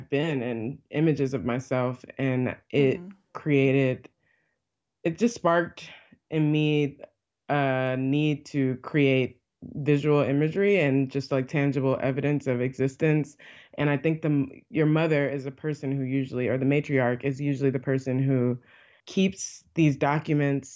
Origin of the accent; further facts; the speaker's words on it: Illinois, United States; also born or lived in Alabama; after my mother passed away, I moved from Alabama to Illinois, and that's where I was raised in like my formative younger years